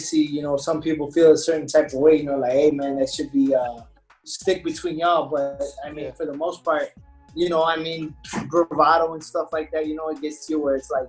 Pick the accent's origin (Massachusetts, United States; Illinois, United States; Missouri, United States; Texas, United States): Illinois, United States; Chicago; I'm from Chicago